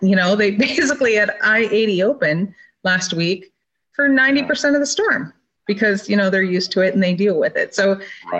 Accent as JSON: {"language": "English", "region": "Minnesota", "country": "United States", "tie": "born or raised there", "also_born_or_lived": "Michigan / South Dakota / Oregon / Montana", "moved": "yes", "lives_now": "California, United States", "said": "I was born and raised in Minnesota"}